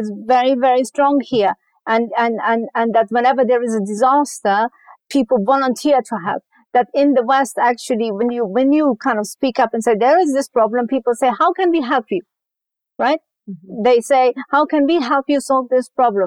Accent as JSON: {"language": "English", "country": "Afghanistan", "tie": "born or raised there", "also_born_or_lived": "Germany / United Kingdom", "moved": "yes", "lives_now": "California, United States", "said": "when I was growing up in Afghanistan and even later in Germany"}